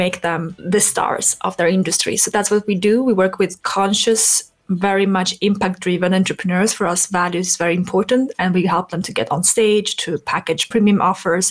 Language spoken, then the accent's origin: English; Stockholm, Stockholm County, Sweden; moved away; also born or lived in France; I came from Sweden. I grew up in Stockholm.